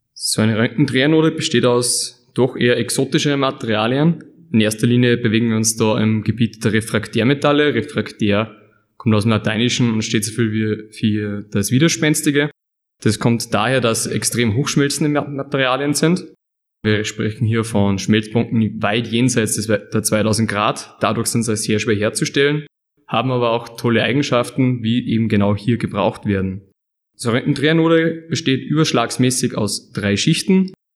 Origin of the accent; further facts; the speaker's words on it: Upper Austria, Austria; moved away as an adult; now in Leoben, Austria; Ich bin ursprünglich aus Oberösterreich